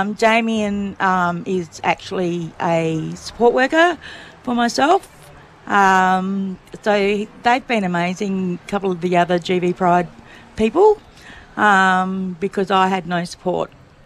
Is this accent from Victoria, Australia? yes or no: yes; Victoria, Australia; Oh, the Mornington Peninsula.